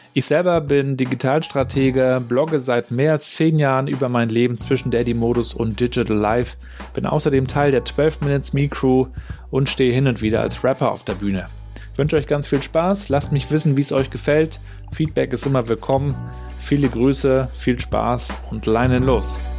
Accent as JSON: {"language": "German", "region": "Mecklenburg-Vorpommern", "country": "Germany", "said": "Bei uns in Mecklenburg-Vorpommern"}